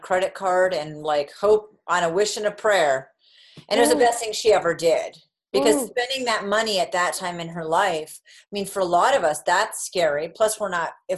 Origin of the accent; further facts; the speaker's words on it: United States; accent: US; my US accent